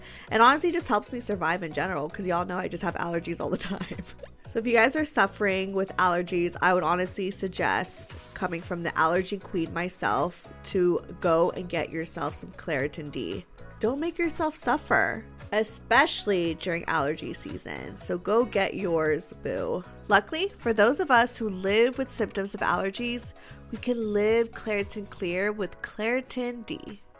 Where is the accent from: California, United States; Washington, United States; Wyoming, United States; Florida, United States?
California, United States; Los Angeles; I'm from LA.